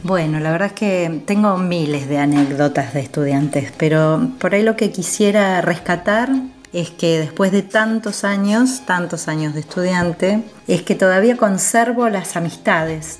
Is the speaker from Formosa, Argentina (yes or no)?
no; Buenos Aires, Argentina; Yo soy de Buenos Aires